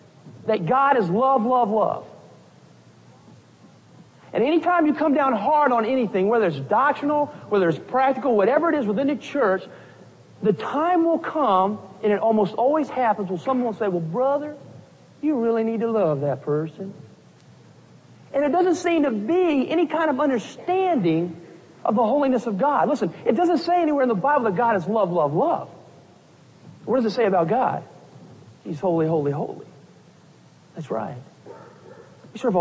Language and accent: English; Orlando, Florida, United States; I'm from Orlando, Florida